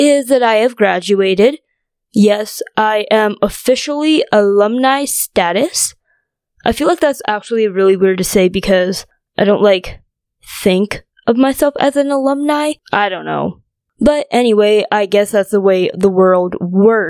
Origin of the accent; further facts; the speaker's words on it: North Dakota, United States; also born or lived in China; grew up in North Dakota.